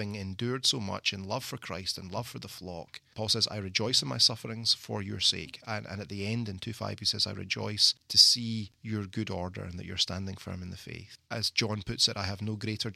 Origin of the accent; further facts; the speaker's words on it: Scotland, United Kingdom; moved away as an adult; also born or lived in London, England; now in Mississippi, United States; being Scottish